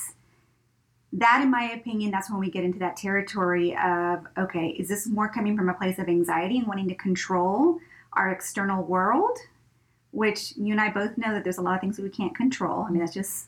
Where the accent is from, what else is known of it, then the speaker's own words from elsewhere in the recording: Brownsville, Texas, United States; I grew up in Brownsville, you know, which borders with Mexico, with Matamoros.